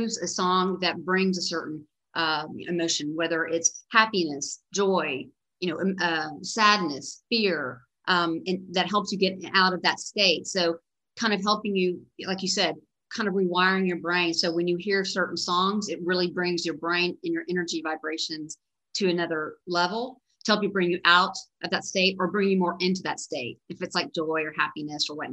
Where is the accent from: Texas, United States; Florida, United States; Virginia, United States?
Texas, United States; Dallas; I grew up here in Dallas, Texas, And went to school at UT Austin